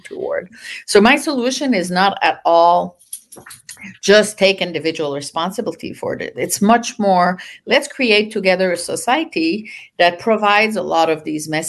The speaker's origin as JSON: {"language": "English", "country": "Canada", "also_born_or_lived": "France", "moved": "yes", "lives_now": "United States", "said": "I'm Canadian. I moved to the US in early 80s from France, where I had done my PhD"}